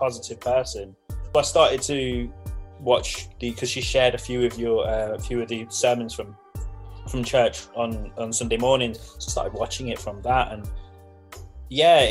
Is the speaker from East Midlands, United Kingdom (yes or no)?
yes; Leicester, East Midlands, United Kingdom; moved away; I'm originally from Leicester.